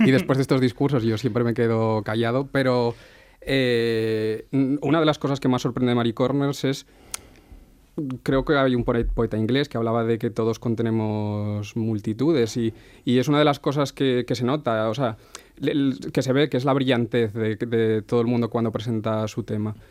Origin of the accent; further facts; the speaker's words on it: Asturias, Spain; yo soy de Asturias